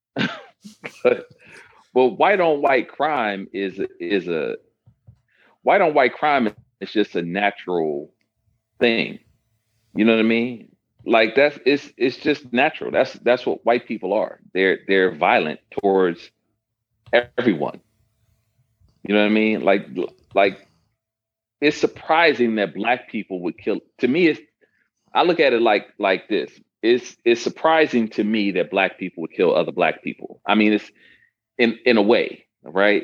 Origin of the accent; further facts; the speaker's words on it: Detroit, Michigan, United States; I was raised in Detroit